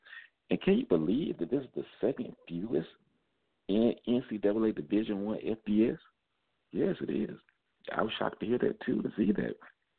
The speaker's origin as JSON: {"language": "English", "town": "Atlanta", "region": "Georgia", "country": "United States", "said": "I'm from Atlanta."}